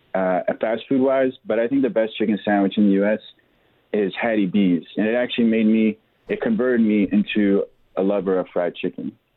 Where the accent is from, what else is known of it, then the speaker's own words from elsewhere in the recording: Fredericksburg, United States; my hometown of Fredericksburg